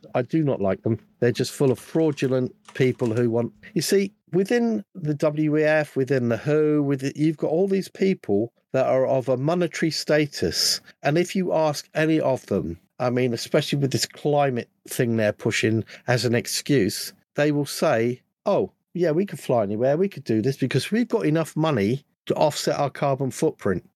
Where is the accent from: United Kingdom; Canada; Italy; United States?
United Kingdom; being a Brit